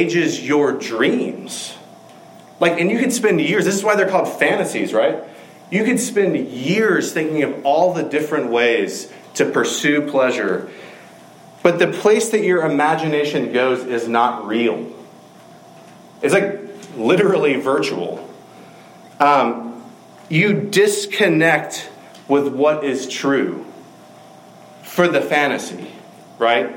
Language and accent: English; Macon, Georgia, United States; Macon, Georgia, my hometown